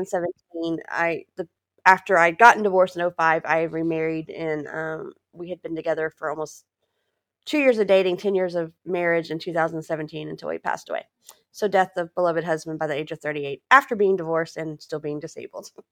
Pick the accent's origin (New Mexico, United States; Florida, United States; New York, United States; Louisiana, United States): Louisiana, United States; moved away as an adult; also born or lived in Texas / New Hampshire; I was born in Texas. My family moved to Louisiana in eighty-eight